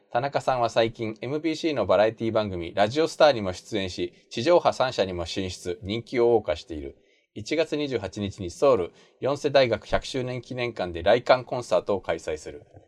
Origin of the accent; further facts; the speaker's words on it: Japan; also born or lived in South Korea; 日本生まれ去年の9月まで韓国に住んでました日本人